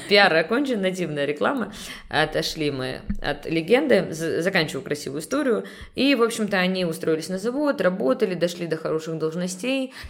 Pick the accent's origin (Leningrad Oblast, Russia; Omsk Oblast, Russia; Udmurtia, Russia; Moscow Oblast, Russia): Leningrad Oblast, Russia; also born or lived in Saint Petersburg; родилась в Санкт-Петербурге, но мои родители решили растить нас за городом. И получается, я росла, м, в небольшом поселке